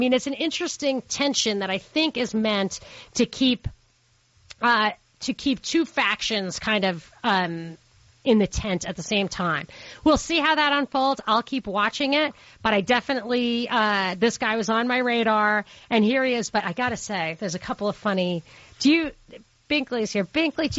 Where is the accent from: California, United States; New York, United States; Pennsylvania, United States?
New York, United States; Brooklyn; Trump is from Queens, but he doesn't we're from Brooklyn.